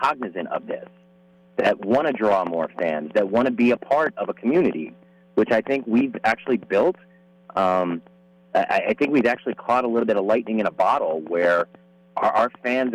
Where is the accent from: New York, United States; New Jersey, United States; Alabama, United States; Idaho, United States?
New Jersey, United States; now in California, United States; I grew up in New Jersey